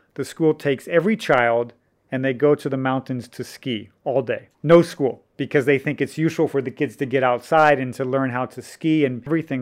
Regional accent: United States; moved away as an adult; now in Chengdu, China; being an American

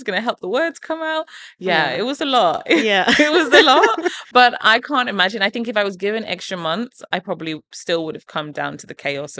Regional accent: England, United Kingdom; even some of the recipes that I have from growing up in England are in there.

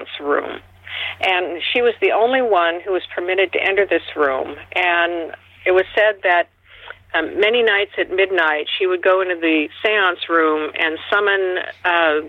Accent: Seattle, Washington, United States; born or raised there

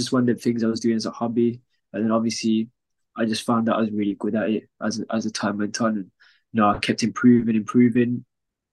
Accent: Wolverhampton, West Midlands, United Kingdom; I'm from Wolverhampton

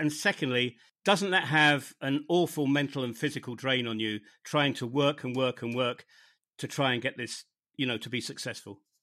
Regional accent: United Kingdom; moved away as an adult; also born or lived in northern Germany; my home country of the United Kingdom, where I haven't really lived for over 20 years

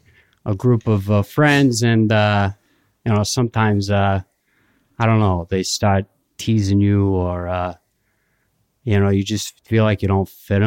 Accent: northeastern United States, United States; accent: non-rhotic; I am from an area in the northeastern United States where we do speak with a non-rhotic accent.

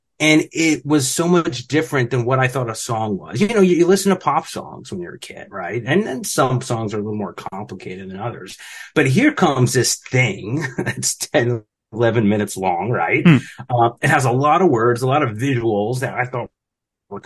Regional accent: New Jersey, United States; a normal kid kind of growing up in Jersey

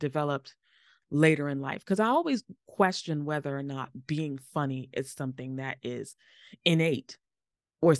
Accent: New York City, New York, United States; also born or lived in Harlem; I'm from the Bronx originally. I live in Harlem. I've been born and bred in New York

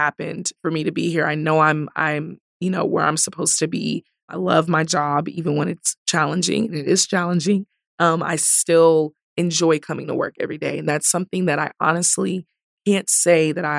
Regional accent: Broken Arrow, Oklahoma, United States; now in Tulsa, United States; I was raised in Broken Arrow

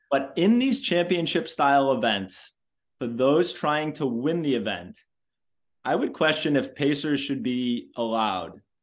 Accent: Boston, Massachusetts, United States; I am from Boston

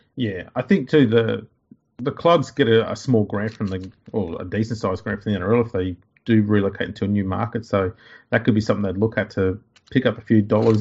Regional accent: Riverina, New South Wales, Australia; where I grew up in the River Arena.

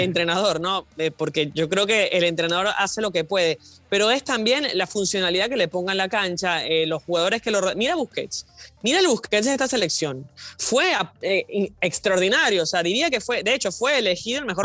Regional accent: Venezuela; Yo como venezolana

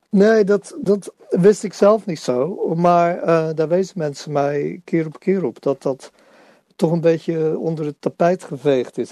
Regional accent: Netherlands; als Nederlanders

